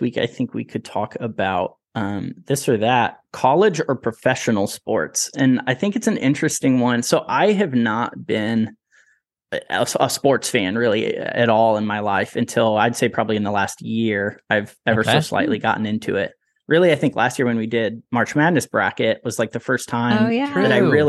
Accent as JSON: {"language": "English", "town": "West Lafayette", "region": "Indiana", "country": "United States", "tie": "born there", "said": "I was born in West Lafayette, and that's where we lived for a little bit at the beginning of my parents' marriage and my life."}